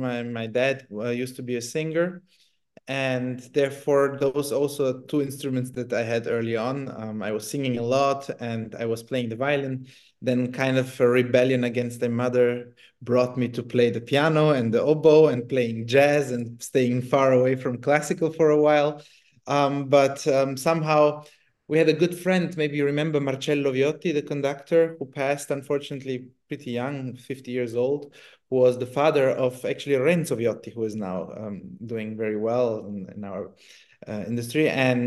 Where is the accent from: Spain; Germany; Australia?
Germany; also born or lived in Italy; I grew up in Germany or beginning in Italy, so it was quite open for me.